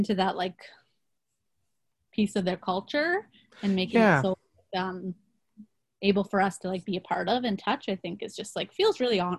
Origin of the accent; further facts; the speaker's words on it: Canada; at least when I think of like Northern Canada as a Canadian, but like as somebody who has not got to travel there